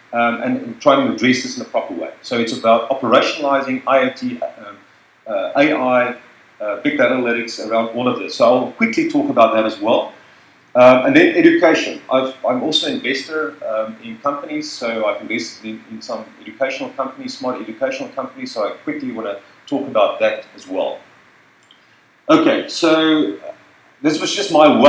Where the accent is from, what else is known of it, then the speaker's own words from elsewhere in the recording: Cape Town, Western Cape, South Africa; I'm from Cape Town